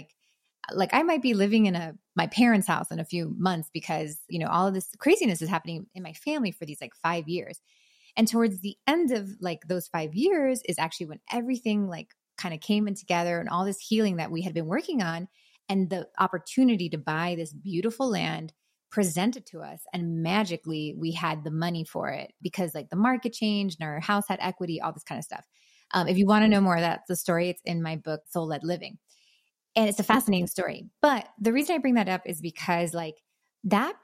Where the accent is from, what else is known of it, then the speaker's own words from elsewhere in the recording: Miami, Florida, United States; moved away as an adult; now in North Carolina, United States; I'm from Miami, was raising my family there. My husband's from there. We're both Cuban kids